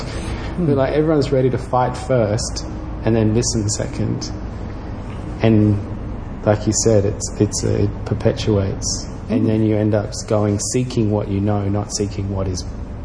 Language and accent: English; Darwin, Northern Territory, Australia; how you learn to deal with shit at growing up in Darwin as well